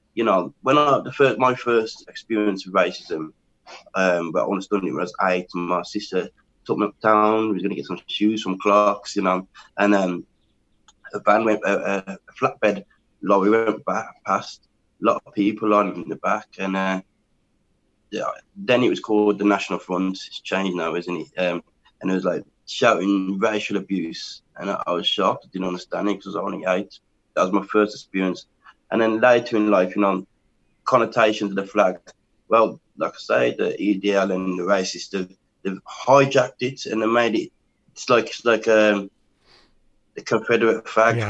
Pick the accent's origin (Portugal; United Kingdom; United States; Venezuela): United Kingdom; England; I am from England, born in England.